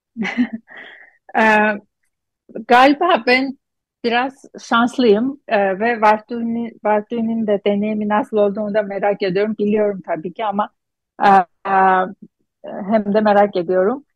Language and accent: Turkish; Gyumri, Shirak, Armenia; Turkish is a second language; moved away as an adult; also born or lived in Istanbul, Turkey; now in Boston, United States; Gümrü'den Gümrü, Gümrülüyüm ben